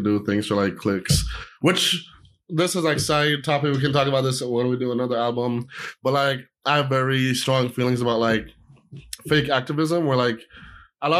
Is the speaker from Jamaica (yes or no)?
yes; Jamaica; I'm Jamaican